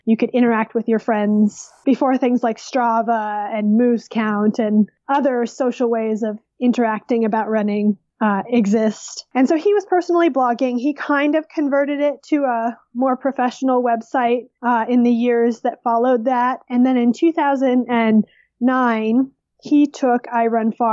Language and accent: English; Minnesota, United States; moved away as an adult; I grew up mostly in Minnesota, in one of the northern suburbs